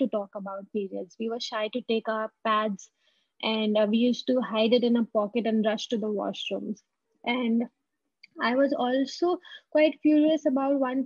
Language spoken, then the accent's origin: English; Kolkata, West Bengal, India; moved away as an adult; also born or lived in Delhi NCR; I came back to my hometown